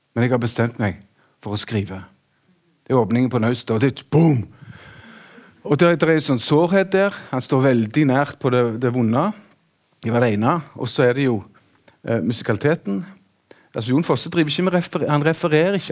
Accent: Sandnes, Rogaland, Norway; Sandnes der jeg vokste opp

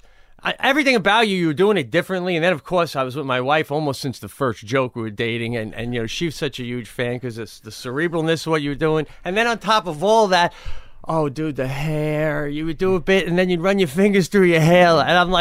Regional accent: New York, United States; Long Island.

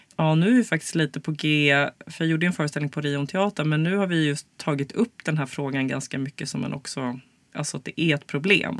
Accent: Stockholm, Stockholm County, Sweden; also born or lived in United States; jag är ju stockholmare

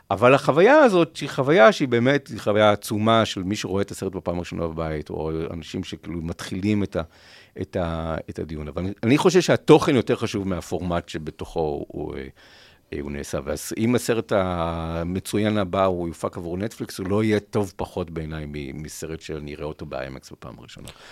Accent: Rishon LeZion, Central District, Israel; אנחנו מראשון

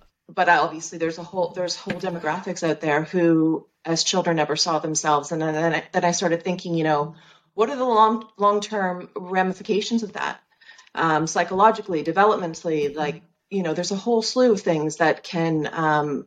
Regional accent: Canada; moved away as an adult; also born or lived in London, United Kingdom; now in Cheshire, United Kingdom; I'm Canadian, but I live in the UK

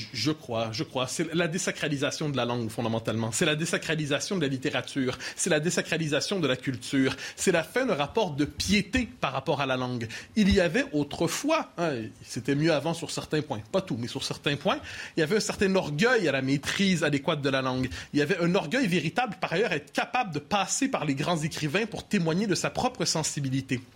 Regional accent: Quebec, Canada; born or raised there

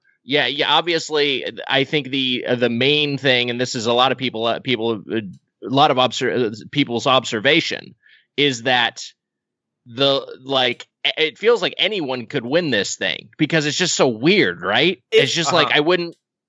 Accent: Southern California, United States; I grew up in Southern California.

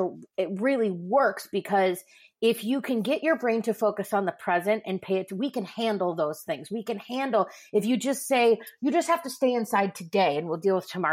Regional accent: Midwest, United States; I grew up in the Midwest

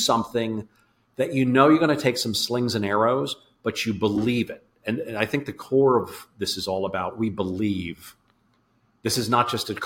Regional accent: Philadelphia, Pennsylvania, United States; So I'm in Philadelphia. I grew up around Philadelphia

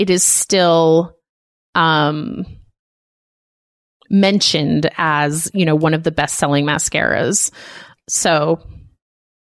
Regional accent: United States; we are American

